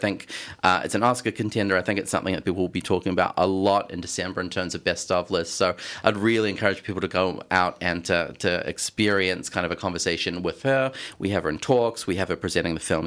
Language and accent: English; New Zealand; moved away as an adult; now in Melbourne, Australia; I grew up in New Zealand